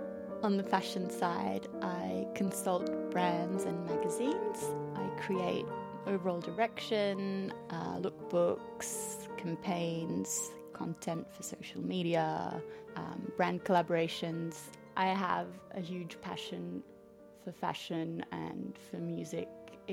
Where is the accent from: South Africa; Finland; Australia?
Australia; also born or lived in Switzerland; now in France; I was born in Switzerland, grew up in Australia, and now live between Paris and Zurich.